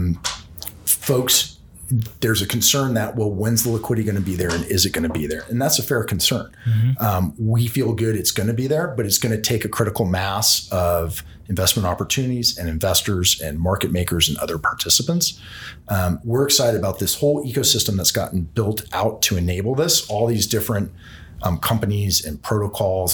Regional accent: San Francisco, California, United States; my hometown, San Francisco

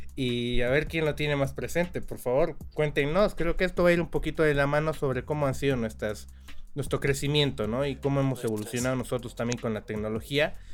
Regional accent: Bolivia; Somos bolivianos de, a todo corazón nosotros

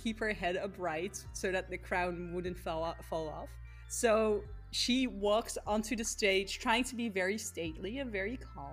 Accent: Netherlands; I'm from the Netherlands, so we actually have princesses

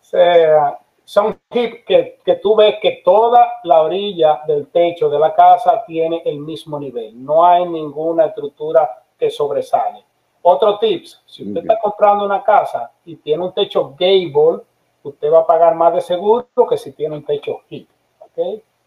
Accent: Dominican Republic; now in Florida, United States; yo soy dominicano

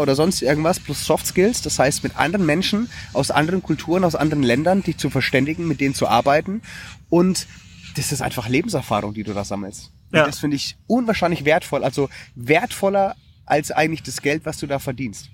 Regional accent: Germany; also born or lived in Western Australia; als Deutscher

